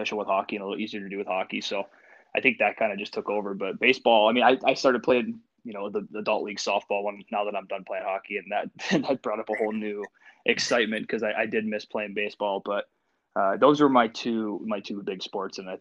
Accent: Washington, Pennsylvania, United States; also born or lived in Erie, Pennsylvania / Michigan / Pittsburgh, Pennsylvania; I was born and raised here. I was born in Washington, PA, so just a little bit south of Pittsburgh

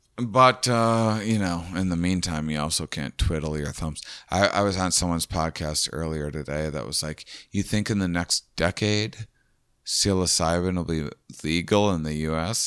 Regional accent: Midwest, United States; we're all from the Midwest

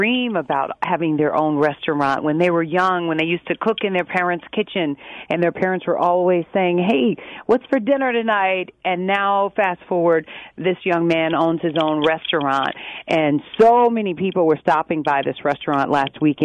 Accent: Chicago, Illinois, United States; I'm born and raised in Chicago, on the south side of Chicago.

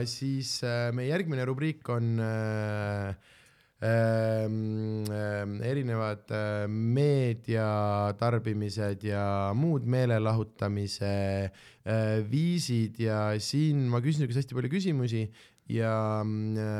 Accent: Southern Estonia, Estonia; miks te olete kõik Tallinn nagu täpselt samad inimesed minu kui Lõuna-Eesti inimesi

